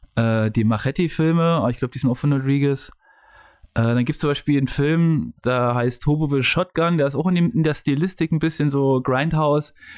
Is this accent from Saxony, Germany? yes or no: yes; Leipzig, Saxony, Germany; in Leipzig, wo ich herkomme